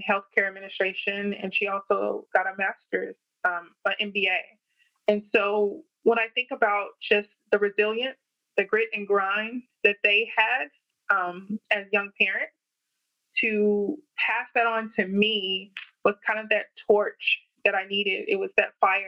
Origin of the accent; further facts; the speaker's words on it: Memphis, Tennessee, United States; growing up in Memphis in the inner city